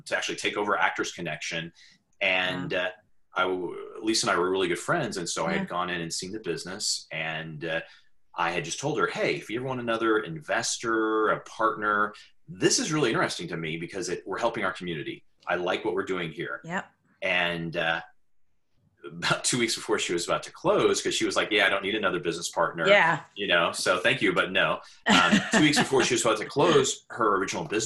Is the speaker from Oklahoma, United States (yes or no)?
yes; Oklahoma, United States; moved away as an adult; now in New York City, United States; I grew up in Oklahoma